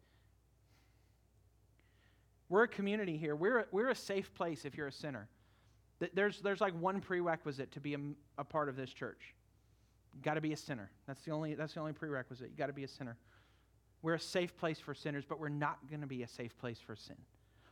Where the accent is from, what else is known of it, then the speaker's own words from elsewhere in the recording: California, United States; moved away; I grew up in California